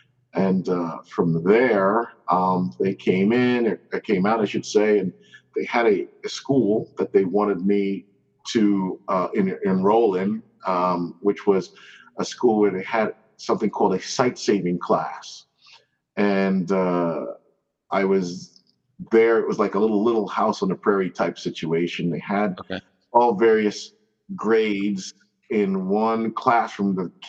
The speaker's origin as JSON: {"language": "English", "town": "Paterson", "region": "New Jersey", "country": "United States", "tie": "born or raised there", "also_born_or_lived": "Guyana / Wayne, New Jersey", "lives_now": "Old Bridge, United States", "said": "So I was born in Guyana, South America. I came to this country when I was 5 years old, and that was 1970. And well, we had originally lived in a town called Paterson, New Jersey"}